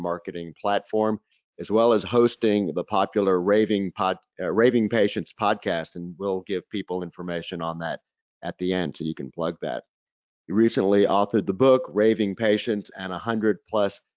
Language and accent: English; North Carolina, United States; my home state, North Carolina